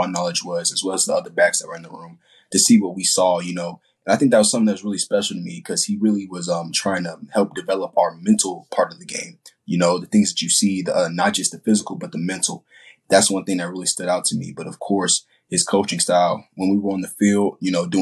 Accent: San Antonio, Texas, United States; also born or lived in Ramstein Air Base, Germany / Ohio (family); Then I moved to San Antonio, Texas in 2009. So I'd say I've been here for

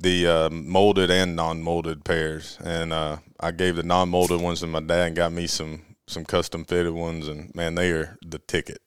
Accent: Auburn, Alabama, United States; Born and raised in Auburn, Alabama, and went to college in Auburn.

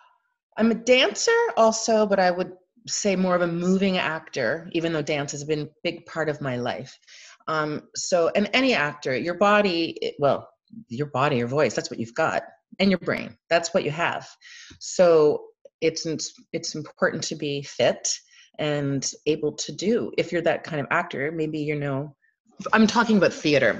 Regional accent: Ireland; But I'm Irish, so my stories can wind

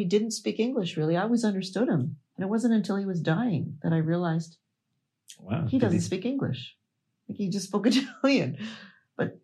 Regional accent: Toronto, Ontario, Canada; I'm from Toronto, actually, Ontario, Canada. That's where I'm from

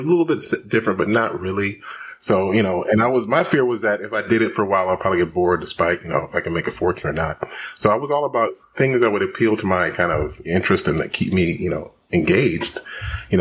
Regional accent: Houston, Texas, United States; I was born and raised in Houston, Texas. So I'm, you know, from the South.

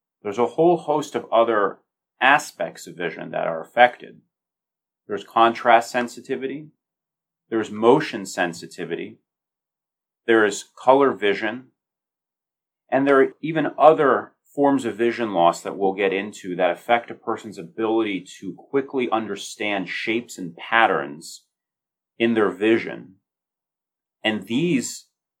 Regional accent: United States; moved away as an adult; also born or lived in Chicago, Illinois; now in Baltimore, United States; I'm originally from the Northeast, from New Jersey, New York.

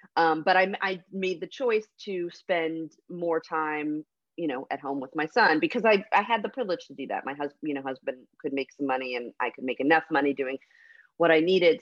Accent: Fresno, California, United States; I grew up in Fresno, California

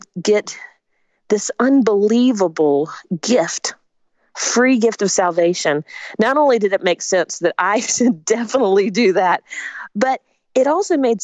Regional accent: Spartanburg, South Carolina, United States; also born or lived in Augusta, Georgia; my family moved when I was 3 to Spartanburg, South Carolina

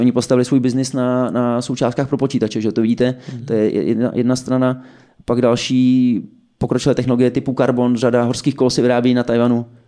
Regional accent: Czechia; My jako Češi

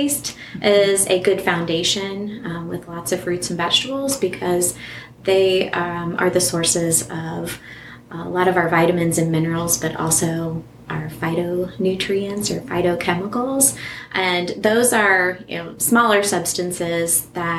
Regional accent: Southwest Ohio, United States; I grew up in Southwest Ohio, and I lived in a fairly rural area

